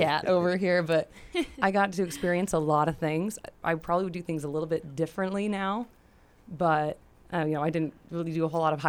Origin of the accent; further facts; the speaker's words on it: United States; I scream American.